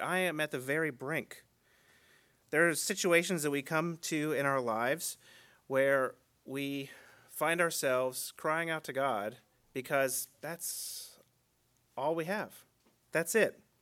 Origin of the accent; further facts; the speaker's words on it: United States; the culture we grew up in here in America.